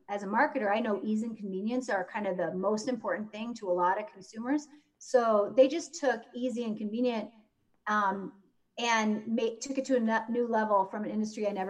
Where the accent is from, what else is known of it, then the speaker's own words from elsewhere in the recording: Spencer, Iowa, United States; moved away; I was born in Spencer, Iowa, and that's where I grew up, home of the Fighting Tigers